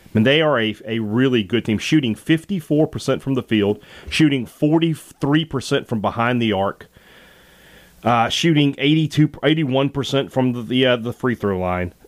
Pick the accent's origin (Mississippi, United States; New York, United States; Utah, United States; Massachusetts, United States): Mississippi, United States; Vicksburg; my hometown of Vicksburg, Mississippi